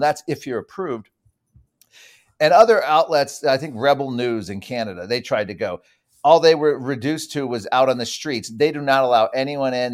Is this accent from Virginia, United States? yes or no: yes; Virginia, United States; my home state of Virginia